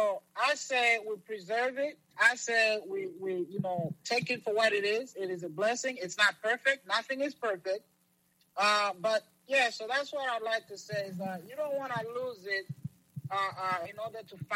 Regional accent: Lusaka, Lusaka Province, Zambia; also born or lived in Kigali, Rwanda; now in United States; I grew up in Lusaka, Zambia. It's in the slums.

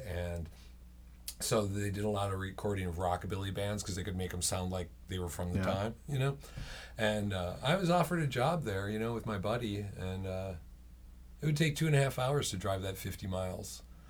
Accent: Minneapolis, Minnesota, United States; also born or lived in Portland / Southern California; I'm from Minneapolis. I moved from Portland to Southern California, and it was just horrible, and there were too many people, and I was scared, and I came home.

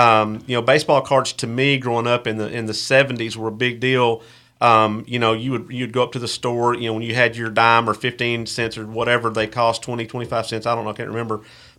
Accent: Texas, United States; I grew up in Texas

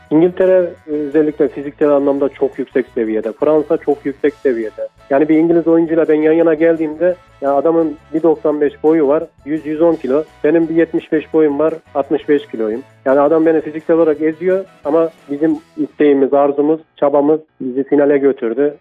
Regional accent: Develi, Kayseri Province, Turkey; Kayseri'nin Develi ilçesinin Çataloğlu köyünde 93 yılında dünyaya geldim

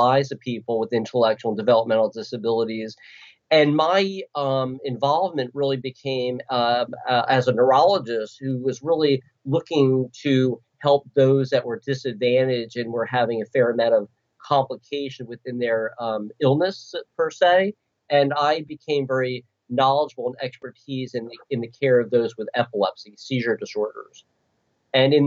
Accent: Philadelphia, Pennsylvania, United States; I'm from Philadelphia

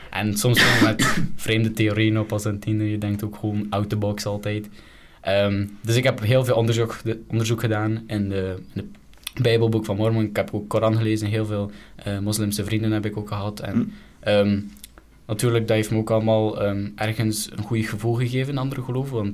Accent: Belgium; omdat ik ook van België ben, van Europa

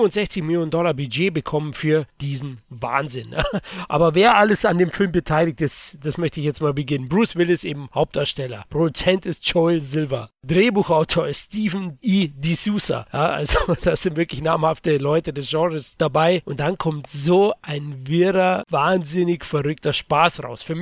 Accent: Bavaria, Germany; Als Bayer bin ich natürlich öfters in der Natur, wahrscheinlich wie ihr, oft in den Bergen.

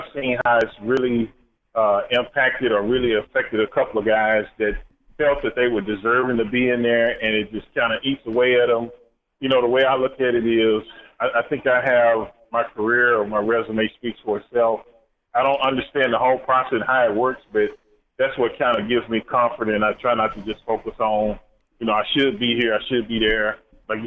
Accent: Dallas, Texas, United States; I grew up in Dallas, big Cowboy fan

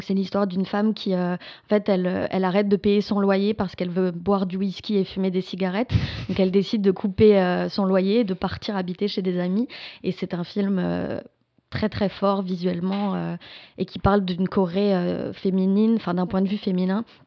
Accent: France; moved away as an adult; now in Quebec, Canada; je suis française, je suis arrivée ici, enfin ça fait 8 ans que je suis au Québec

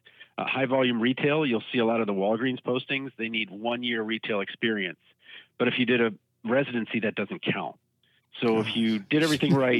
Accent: Maryland, United States; moved away as an adult; also born or lived in Baltimore, Maryland; now in Iowa, United States; Maryland, my home state

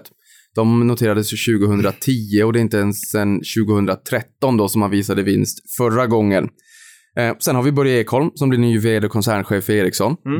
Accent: Norrland, Sweden; jag är norrlänning

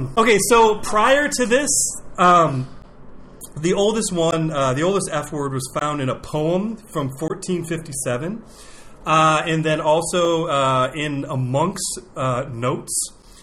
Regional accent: Ohio, United States; I'm a hillbilly from Ohio

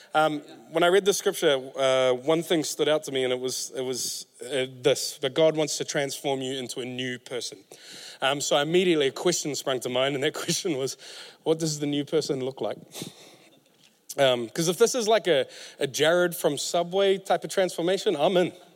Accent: Auckland, New Zealand; I'm from West Auckland

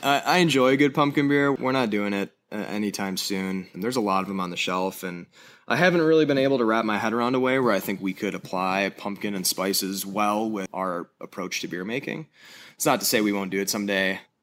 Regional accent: Madison, Wisconsin, United States; moved away as an adult; now in Boulder, United States; I was born and raised in Madison, Wisconsin

